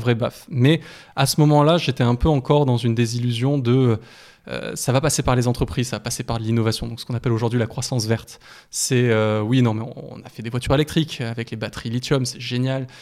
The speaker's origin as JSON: {"language": "French", "country": "France", "said": "en tant que Français"}